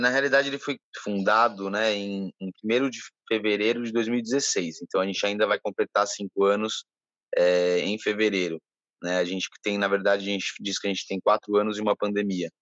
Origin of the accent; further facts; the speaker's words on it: São Paulo, Brazil; moved away as an adult; now in Ilhabela, Brazil; eu sou de São Paulo, mas já não me sinto de São Paulo há bastante tempo